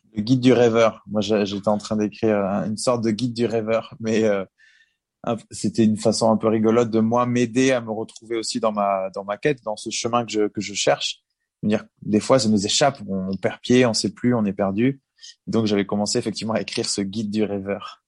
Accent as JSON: {"language": "French", "town": "Bordeaux", "region": "Nouvelle-Aquitaine", "country": "France", "said": "On était quand même chez nous à Bordeaux"}